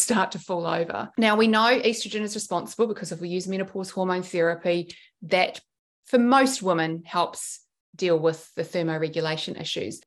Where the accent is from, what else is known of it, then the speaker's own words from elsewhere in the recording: New Zealand; now in Sydney, Australia; I grew up in New Zealand and we went back